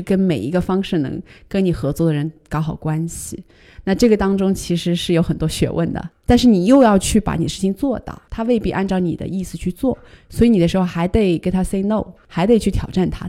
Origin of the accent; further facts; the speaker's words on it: China; moved away; also born or lived in New York, United States; 作为一个中国人，在一个比较美国化的企业当中，在纽约当时